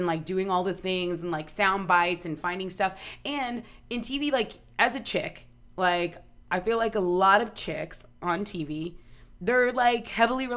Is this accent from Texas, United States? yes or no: yes; Corpus Christi, Texas, United States; moved away; Corpus is just a small town. I love my hometown